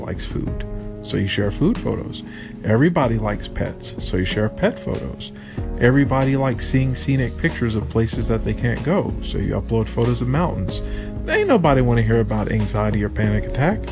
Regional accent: United States; now in Vietnam; I'm the only American here. The only English-speaking person here

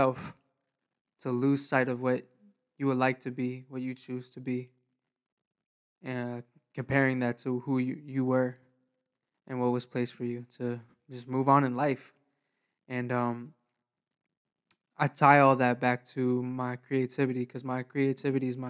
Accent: New York, United States; now in Florida, United States; I'm originally from New York. I moved out to Florida

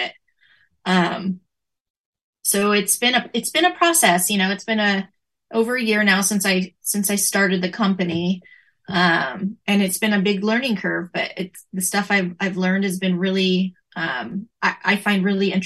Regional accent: Northern California, United States; I've lived my whole life in Northern California

